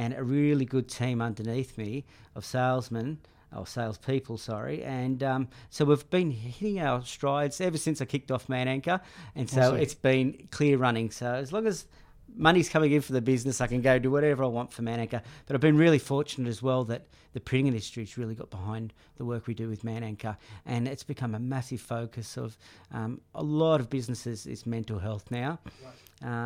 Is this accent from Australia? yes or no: yes; Sydney, New South Wales, Australia; also born or lived in Central Coast, New South Wales / Collaroy, Sydney; I was born only a kilometre from here, up the road at Manly Hospital. What was it? Probably 42 years ago now. So born of an English father, Cypriot mother, so a good mix. And we grew up around the Northern Beaches till we were about year six, and we went up to the Central Coast and did high school up there